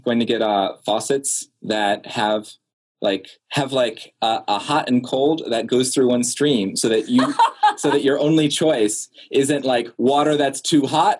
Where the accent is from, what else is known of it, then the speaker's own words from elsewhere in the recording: Belgium; I grew up across the pond from you in Belgium.